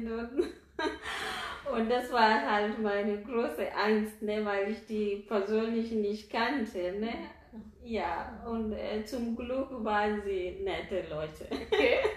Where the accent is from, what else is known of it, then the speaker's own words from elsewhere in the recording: Nairobi, Kenya; ich komme aus Nairobi.